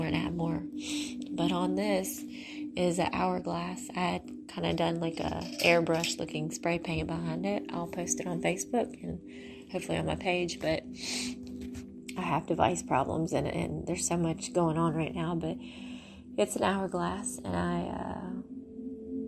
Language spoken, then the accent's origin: English; Mississippi, United States; I have sand from the beach in Mississippi. That's my hometown